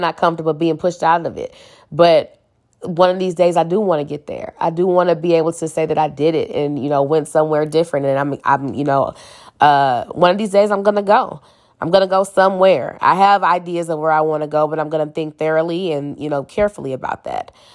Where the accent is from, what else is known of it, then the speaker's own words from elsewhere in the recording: St. Louis, Missouri, United States; I'm from Saint Louis, Missouri, still live here